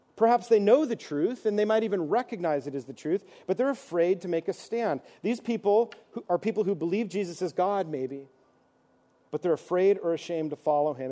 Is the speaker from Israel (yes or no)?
no; East Coast, United States; moved away; I'm from the East Coast, so we sang old hymns